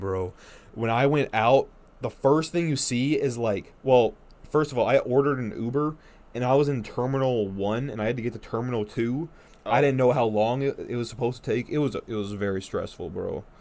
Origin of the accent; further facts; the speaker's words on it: North Dakota, United States; I'm from North Dakota